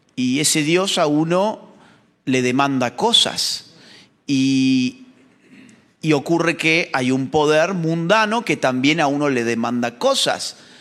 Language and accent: Spanish; Argentina; en la Argentina, en mi país